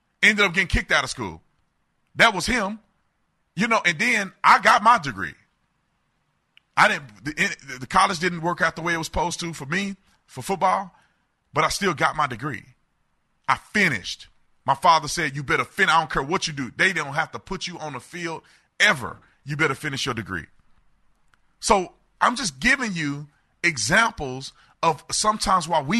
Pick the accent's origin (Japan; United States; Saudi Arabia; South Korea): United States; Fort Worth, Texas; I grew up in Fort Worth, Texas